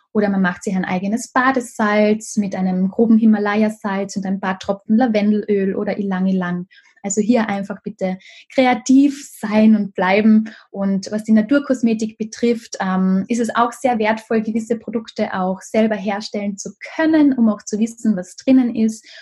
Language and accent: German; Carinthia, Austria; hier in Kärnten in meinem Heimatort